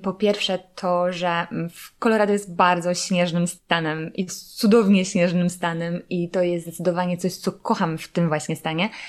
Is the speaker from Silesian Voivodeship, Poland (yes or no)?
yes; Silesian Voivodeship, Poland; ja pochodzę ze Śląska